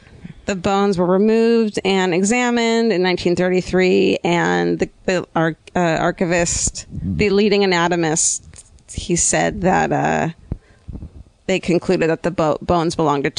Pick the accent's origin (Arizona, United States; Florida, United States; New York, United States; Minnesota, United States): Arizona, United States; And then I'll be like, oh, I'm from Arizona.